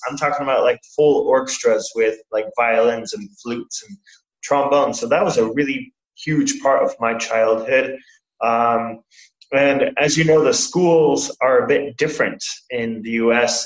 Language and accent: English; Portland, Oregon, United States; moved away as an adult; now in Surabaya, Indonesia; I am originally from America, uh, from Portland, Oregon